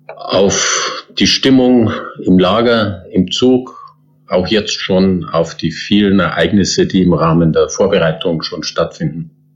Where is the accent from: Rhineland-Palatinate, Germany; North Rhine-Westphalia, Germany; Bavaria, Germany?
Bavaria, Germany; Landshut; in meiner Heimatstadt Landshut